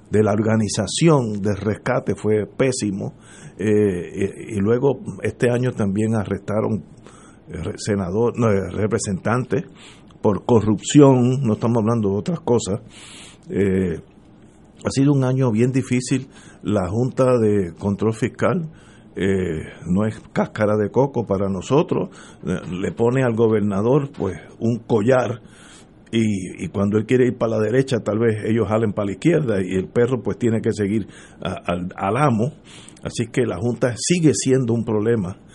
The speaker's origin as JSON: {"language": "Spanish", "country": "Cuba", "said": "Yo me fui de Cuba, la situación económica es pésima y yo estoy empezando la vida"}